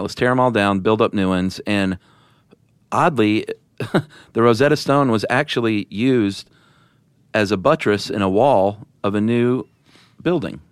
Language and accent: English; the South, United States; accent: Southern; since I'm from the South, I soften my T